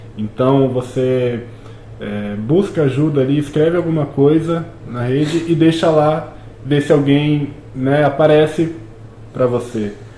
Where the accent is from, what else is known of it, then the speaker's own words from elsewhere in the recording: Brazil; nós, enquanto brasileiros, temos essa cultura muito forte